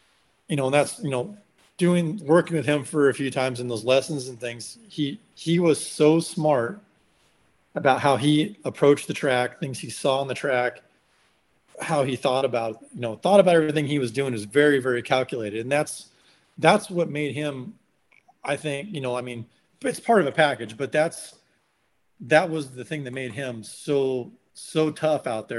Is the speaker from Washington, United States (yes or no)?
yes; Washington, United States; moved away; also born or lived in California; when I was growing up in Washington